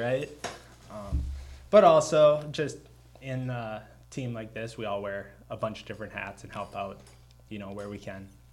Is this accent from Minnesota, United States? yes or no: yes; Underwood, Minnesota, United States; moved away as an adult; I'm a 25 year old from. Uh, Fergus Falls area originally, really small town of Underwood, Minnesota